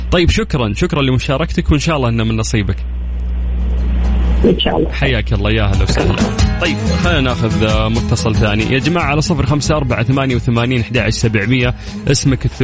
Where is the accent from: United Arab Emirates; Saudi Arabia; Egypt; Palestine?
Saudi Arabia; Mecca, Makkah Province; أنا من مكة من مكة مكة حقنا